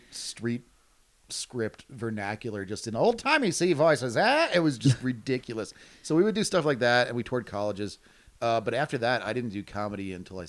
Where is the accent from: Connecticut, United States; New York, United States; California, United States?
New York, United States; I grew up in New York. A little like an hour north of the city.